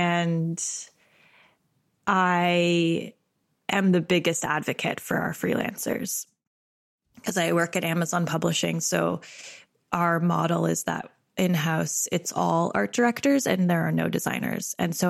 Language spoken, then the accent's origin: English; Canada; As a Canadian, is New York sort of like a star in our eye?